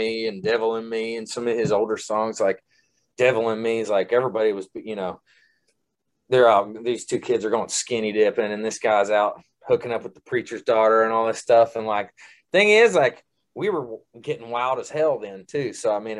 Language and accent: English; Central Kentucky, United States; I'm from Central Kentucky